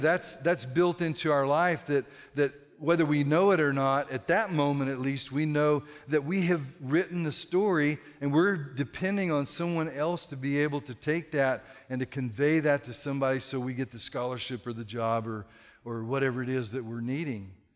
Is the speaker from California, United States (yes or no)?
yes; California, United States; moved away as an adult; now in Texas, United States; I'm a Californian in Texas